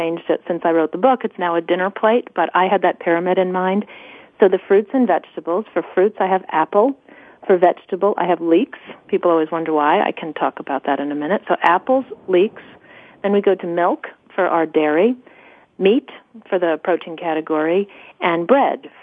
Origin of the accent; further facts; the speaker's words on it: New York, United States; I'm from New York